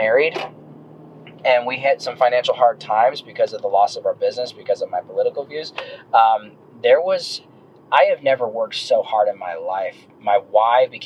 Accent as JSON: {"language": "English", "town": "Dallas", "region": "Texas", "country": "United States", "tie": "born or raised there", "also_born_or_lived": "Frisco, Texas / Kansas City", "moved": "as an adult", "lives_now": "Greer, United States", "said": "I'm from Dallas, Texas, Frisco, and graduated in high school in 2001"}